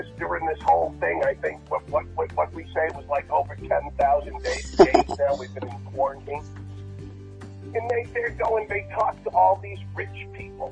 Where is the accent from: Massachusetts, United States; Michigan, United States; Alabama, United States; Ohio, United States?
Massachusetts, United States; Martha's Vineyard; now in Los Angeles, United States; I used to go home all the time. I used to fly back to Boston, and then I would go to Martha's Vineyard. And, you know, Martha's Vineyard, I was one of the poor kids.